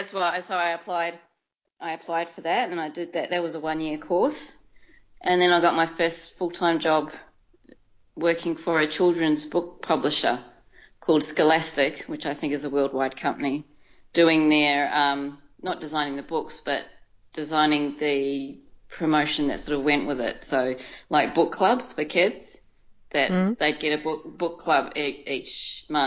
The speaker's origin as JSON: {"language": "English", "country": "New Zealand", "tie": "born or raised there", "moved": "as an adult", "lives_now": "Melbourne, Australia", "said": "I was born and raised in New Zealand"}